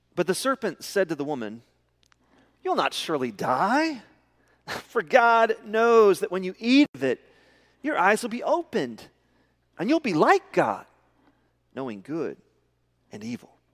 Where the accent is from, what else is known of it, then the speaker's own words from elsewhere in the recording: Midland, Texas, United States; I'm from Midland